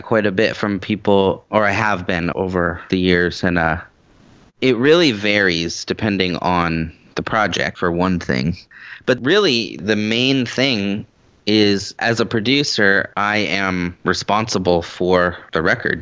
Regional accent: the Northwest, Washington, United States; moved away as an adult; now in Nashville, United States; I've been doing Seattle my whole life, at least the area. I grew up in the Northwest

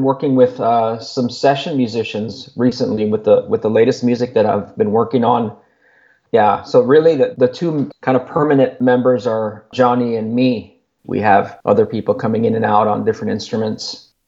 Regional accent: Laredo, Texas, United States; moved away as an adult; now in Austin, United States; So it started with just friends that I grew up with in Laredo. There's a few of us here that moved from Laredo to Austin

